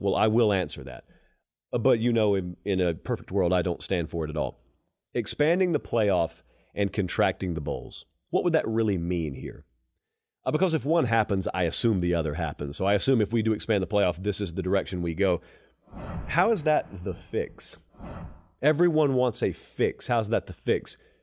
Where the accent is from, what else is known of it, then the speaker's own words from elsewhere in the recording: the South, United States; I grew up in the South